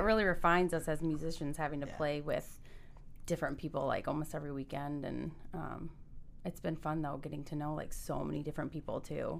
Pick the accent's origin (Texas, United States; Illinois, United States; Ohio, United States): Ohio, United States; Perrysburg; also born or lived in Nashville, Tennessee; I actually lived, I grew up in Perrysburg, but I lived in Nashville for about 5 years.